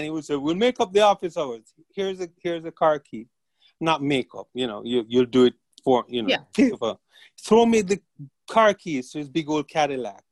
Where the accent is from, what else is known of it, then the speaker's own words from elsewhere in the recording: Jamaica; moved away; growing up in Jamaica